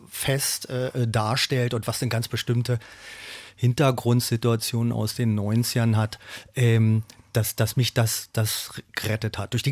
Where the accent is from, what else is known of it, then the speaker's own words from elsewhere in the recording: Berlin, Germany; ich bin ja ein Berliner, ich bin hier geboren, aufgewachsen, meine Familie und, und, und mein Label ist ja auch noch hier.